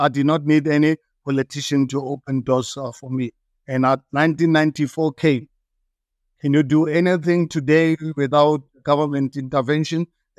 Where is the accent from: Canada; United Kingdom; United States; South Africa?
South Africa; Hammanskraal, Gauteng; Mafikeng, I grew up in Amanskraal.